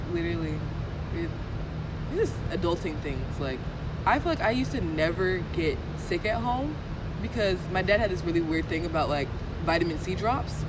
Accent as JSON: {"language": "English", "town": "Stone Mountain", "region": "Georgia", "country": "United States", "said": "I don't want to say I'm from Atlanta but like the metro Atlanta area"}